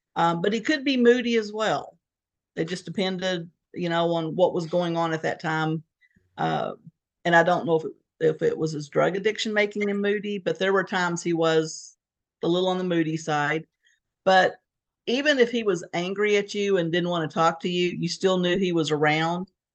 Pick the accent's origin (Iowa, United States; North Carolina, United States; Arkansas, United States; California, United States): Arkansas, United States; Fort Smith; moved away as an adult; also born or lived in Fayetteville, Arkansas / Beaumont, Texas / Connecticut / Houston, Texas; We grew up in Fort Smith, Arkansas, which is uh, right on the border of Arkansas, Oklahoma